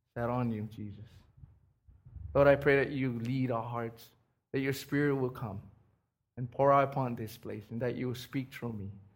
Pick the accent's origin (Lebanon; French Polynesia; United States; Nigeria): French Polynesia; Raiatea, Leeward Islands; moved away; I was born and raised in Tahiti. And this little island called Rayatea